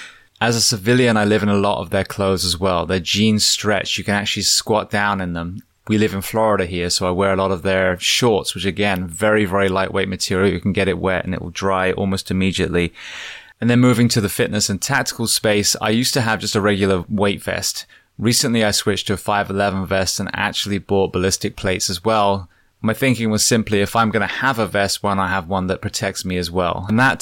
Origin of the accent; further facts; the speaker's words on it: Corsham, South West England, United Kingdom; I grew up in Corsham, so that's outside Bath, so just down the road.